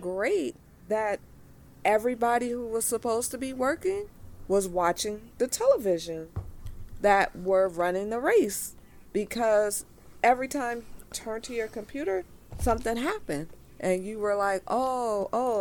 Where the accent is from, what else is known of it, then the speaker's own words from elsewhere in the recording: Los Angeles, California, United States; I'm from Los Angeles